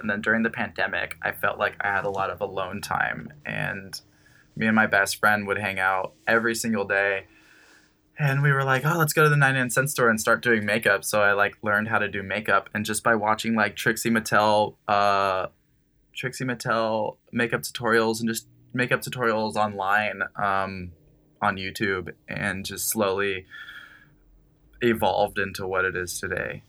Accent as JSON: {"language": "English", "town": "Costa Mesa", "region": "California", "country": "United States", "tie": "born or raised there", "lives_now": "Los Angeles, United States", "said": "growing up in Costa Mesa"}